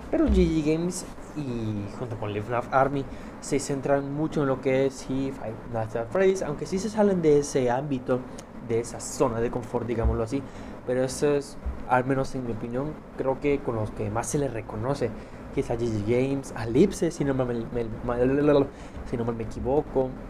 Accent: Mexico; pero estos estoy seguro, yo soy de México, ¿no?

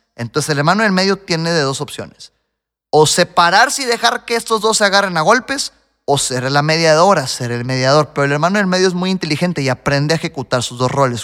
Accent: Mexico; Yo soy el típico mexicano al que le encanta la comida picante.

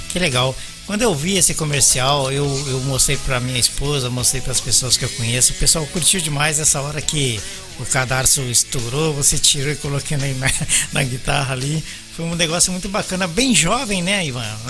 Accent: São Paulo, Brazil; moved away; also born or lived in Belo Horizonte; Eu sou paulista da, da Zona Leste

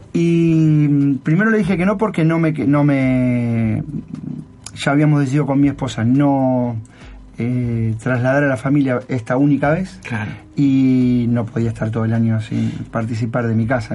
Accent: Argentina; moved away as an adult; also born or lived in Alicante / Rafaela; now in Japan; soy argentino

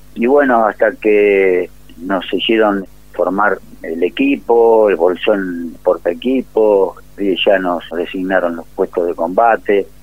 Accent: Ciudad Evita, Buenos Aires Province, Argentina; De acá, de Ciudad de Vita, partido de La Matanza

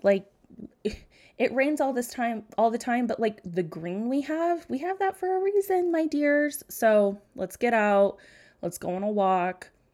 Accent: United States; I grew up in America, so there's a lot of Christians around here

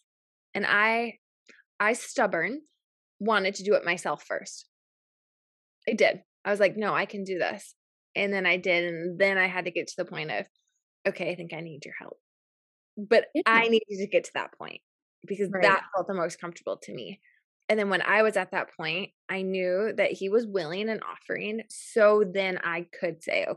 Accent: New Berlin, Wisconsin, United States; I grew up in in New Berlin, Wisconsin, which is really close to Waukesha.

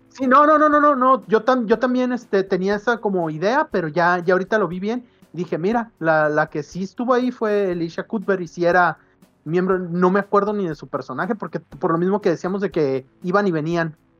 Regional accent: Guadalajara, Jalisco, Mexico; porque uno es de aquí. Eh, como tapatío

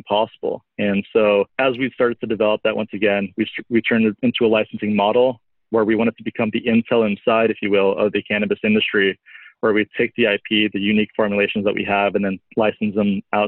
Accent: Southern California, United States; moved away as an adult; also born or lived in Colorado; I grew up in California, Southern California, and in 2008, I moved to Colorado

